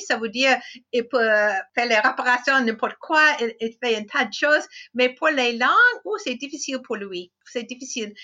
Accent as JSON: {"language": "French", "country": "United States", "also_born_or_lived": "France", "second_language": "French", "said": "Je suis américaine. Euh, j'habite dans l'État de Washington"}